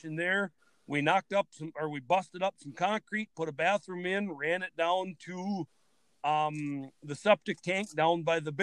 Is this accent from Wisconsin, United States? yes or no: yes; Ettrick, Wisconsin, United States; growing up in Ettrick